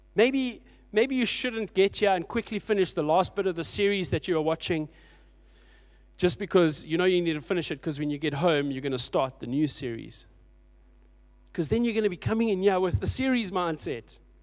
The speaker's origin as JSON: {"language": "English", "town": "Port Elizabeth", "region": "Eastern Cape", "country": "South Africa", "tie": "born or raised there", "said": "Thirty years ago, I grew up in Port Elizabeth in a little church."}